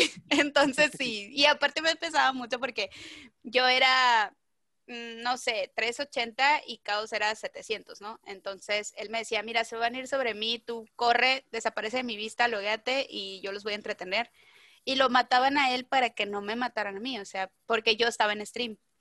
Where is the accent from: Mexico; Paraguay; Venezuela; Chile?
Mexico; Mazatlán, Sinaloa; soy de Mazatlán